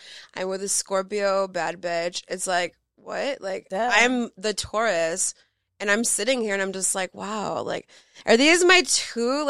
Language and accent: English; Los Angeles, California, United States; growing up in Los Angeles